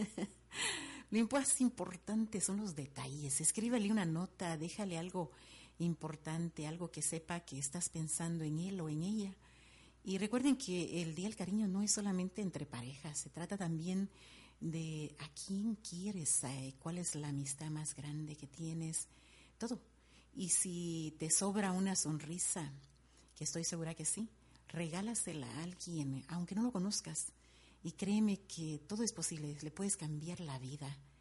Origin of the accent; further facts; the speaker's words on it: Guatemala City, Guatemala Department, Guatemala; moved away; soy de Guatemala, sí, de la bella ciudad de Guatemala